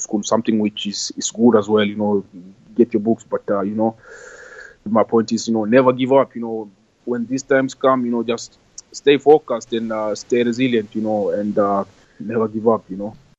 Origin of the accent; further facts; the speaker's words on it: Kenya; moved away; growing up in Kenya